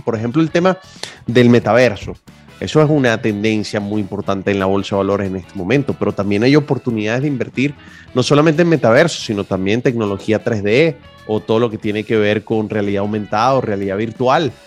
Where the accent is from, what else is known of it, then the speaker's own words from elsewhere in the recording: Venezuela; moved away as an adult; Yo como venezolano lo viví